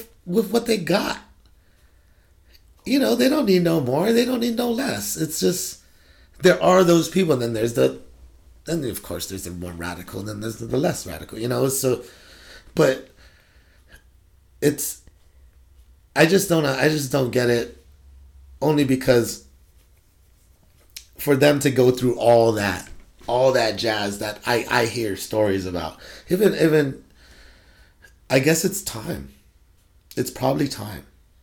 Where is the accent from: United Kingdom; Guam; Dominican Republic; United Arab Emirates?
Guam; also born or lived in California; now in Washington, United States; I grew up on Guam. I actually grew up in California. I went home to grow up most of my life on Guam. Guam is my home.